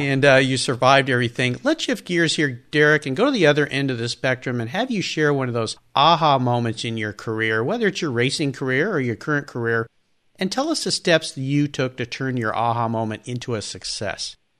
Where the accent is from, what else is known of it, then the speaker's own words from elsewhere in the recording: Southern California, United States; I grew up in Southern California like you did